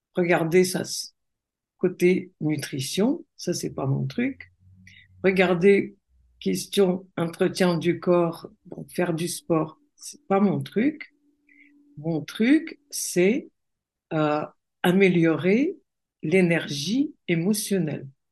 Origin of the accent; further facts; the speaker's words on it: Russia; French is a second language; moved away as an adult; now in France; je suis née en Russie. Donc, euh, j'ai vécu en Russie. Et puis après, je me suis mariée avec un Français et je vis en France depuis plus de 30 ans